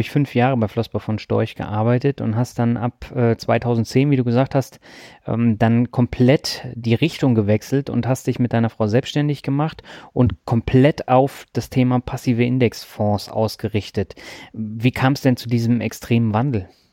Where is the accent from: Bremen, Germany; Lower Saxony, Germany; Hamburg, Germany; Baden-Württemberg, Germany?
Baden-Württemberg, Germany; Kirchentellinsfurt; moved away; meine Leitung geht heute in meine alte Heimat Kirchen-Tellensfurt